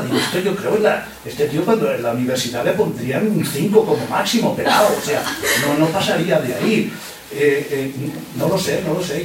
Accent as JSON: {"language": "Spanish", "town": "Badalona", "region": "Catalonia", "country": "Spain", "said": "Yo, soy de Badalona, vivo en Badalona"}